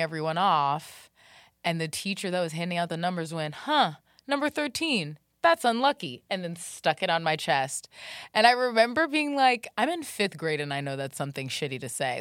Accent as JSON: {"language": "English", "town": "Jacksonville", "region": "Florida", "country": "United States", "tie": "born or raised there", "said": "I grew up in Jacksonville, Florida"}